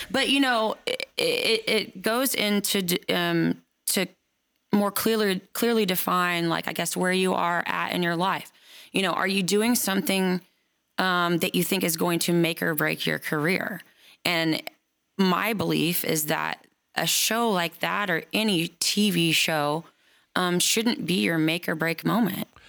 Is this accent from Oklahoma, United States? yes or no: yes; Oklahoma, United States; now in Nashville, United States; I've been brought up around Native American culture my whole life, being from Oklahoma.